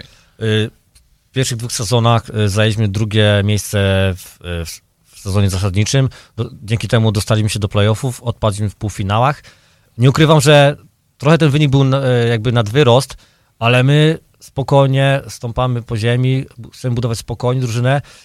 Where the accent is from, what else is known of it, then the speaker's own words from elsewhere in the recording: Dębica, Subcarpathian Voivodeship, Poland; now in Chicago, United States; ja pochodzę z Dębicy, urodzony w Dęb również w Dębicy, także e, obok stadionu Wisłoki dosłownie 50 metrów, wychowany od małego